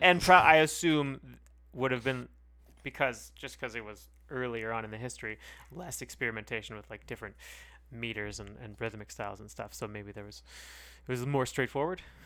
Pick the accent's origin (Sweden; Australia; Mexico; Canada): Canada; far too Canadian to accept being called American